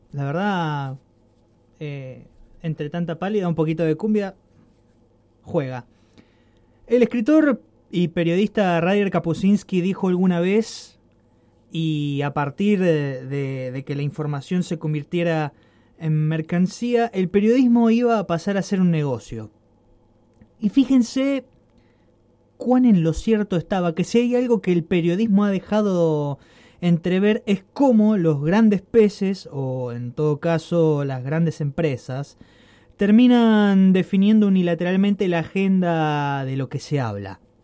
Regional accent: Argentina; also born or lived in Rosario, Argentina

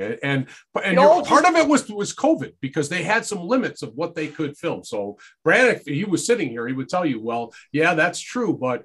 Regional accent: Detroit, Michigan, United States; my childhood growing up in Detroit

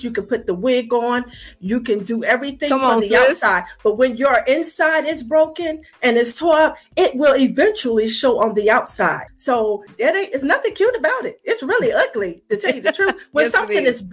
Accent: Franklin, Virginia, United States; moved away as an adult; now in Chesapeake, United States; I am from Franklin, Virginia, a little small town, about 45 minutes from

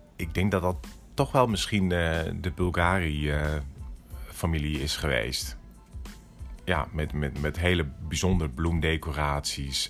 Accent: Netherlands; moved away as an adult; also born or lived in Tokyo, Japan / New York, United States; als Nederlander

